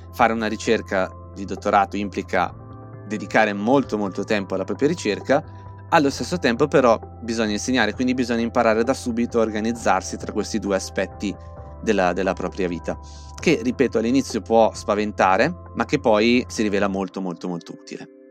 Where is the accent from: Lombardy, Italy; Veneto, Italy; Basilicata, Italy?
Lombardy, Italy; Val Camonica, province of Brescia; moved away as an adult; also born or lived in Milan; now in New York, United States; Io sono originario della Valle Camonica, in provincia di Brescia